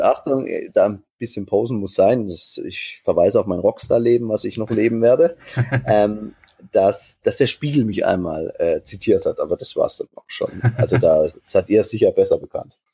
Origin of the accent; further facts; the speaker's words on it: Weikersheim, Baden-Württemberg, Germany; now in Aschaffenburg, Germany; Aus Weikersheim wer das kennt, aus dem lieblichen Taubertal